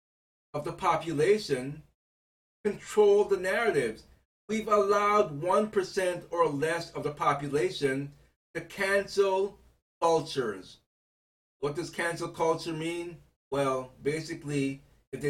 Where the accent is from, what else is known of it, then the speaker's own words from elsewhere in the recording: United States; I am an American citizen